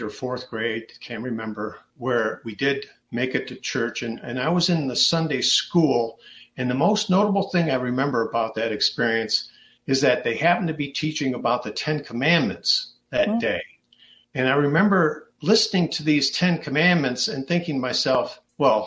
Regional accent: Dearborn, Michigan, United States; I was born right here in Dearborn, and it was back in 1954

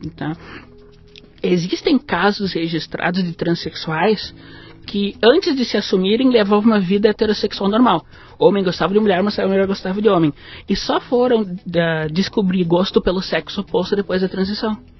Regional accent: Passo Fundo, Rio Grande do Sul, Brazil; also born or lived in Porto Alegre / Rio de Janeiro; Eu nasci em Passo Fundo, no Rio Grande do Sul.

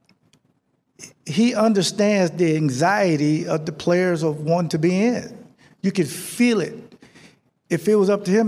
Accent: Jacksonville, Florida, United States; I came up from Jacksonville, Florida, and Tony knows where I'm from, in the inner city, in the projects

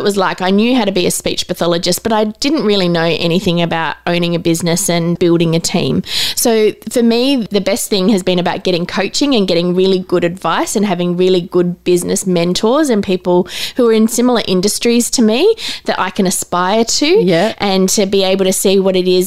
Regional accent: Adelaide, South Australia, Australia; now in Newcastle, Australia; My husband and I, we grew up in Adelaide. So all of our family is down in Adelaide.

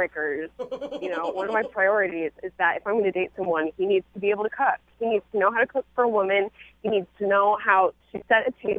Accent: Midwest, United States; I was brought up in the Midwest.

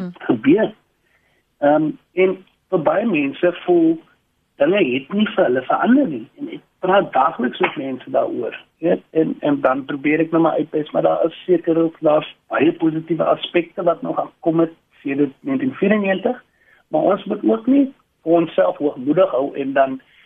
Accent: South Africa; ons as Suid-Afrikaners

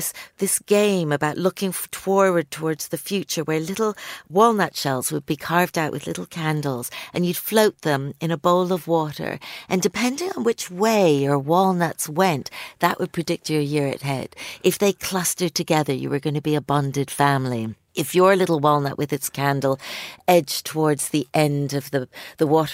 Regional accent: Canada; moved away; I was born in Canada

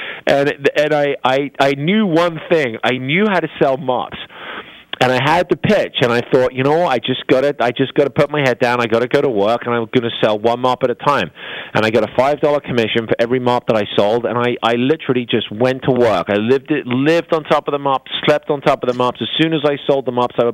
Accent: England, United Kingdom; moved away as an adult; now in United States; I come from England where it's rainy and dreary

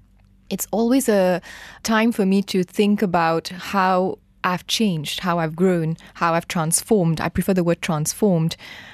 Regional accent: Mauritius; moved away as an adult; now in Kuala Lumpur, Malaysia; I'm from Mauritius.

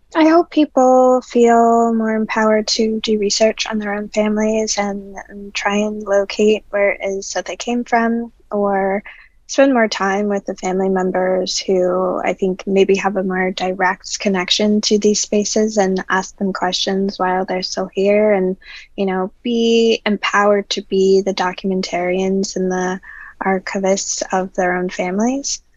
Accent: New Orleans, Louisiana, United States; I'm originally from New Orleans

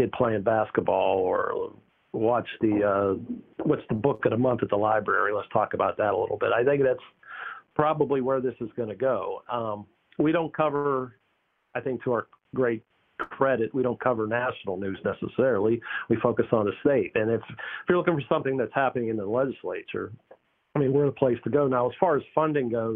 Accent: Pittsburgh, Pennsylvania, United States; now in North Carolina, United States; I grew up in Pittsburgh

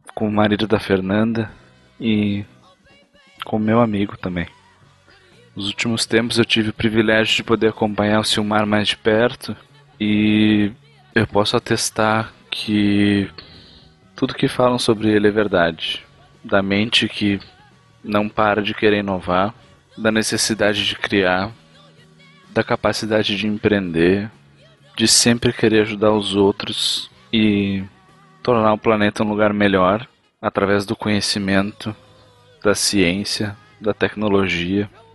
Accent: interior of Rio Grande do Sul, Brazil

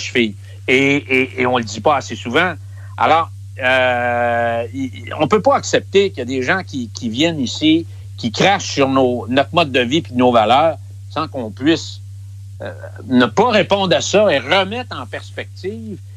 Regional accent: Quebec, Canada; chez nous au Québec

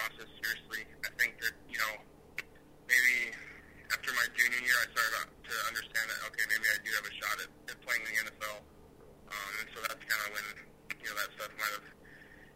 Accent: Wyoming, United States; Wyoming is what made me and is who I am today.

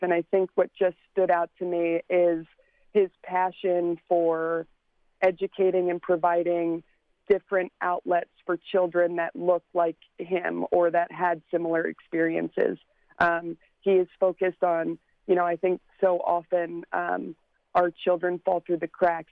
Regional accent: Glen Burnie, Maryland, United States; now in California, United States; I uh, grew up in Glen Burnie, Maryland, so just outside the city line.

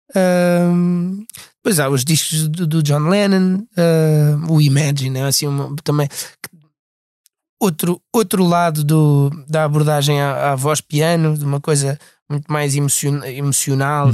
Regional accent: Portugal; accent: European Portuguese

